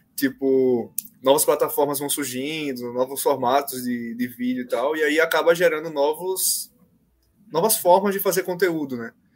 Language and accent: Portuguese; Maceió, Alagoas, Brazil; moved away as an adult; now in São Paulo, Brazil; eu sou de Maceió, né? Então eu mudei para cá, para São Paulo